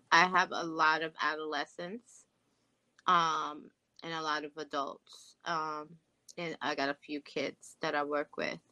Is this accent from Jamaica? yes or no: yes; Jamaica; being from a Jamaican culture